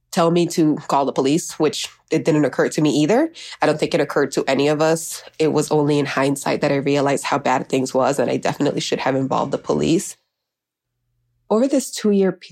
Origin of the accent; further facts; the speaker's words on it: Miami, Florida, United States; also born or lived in Honduras; I am from Honduras. I was raised in Miami, and growing up, I called my parents Mama and Papa.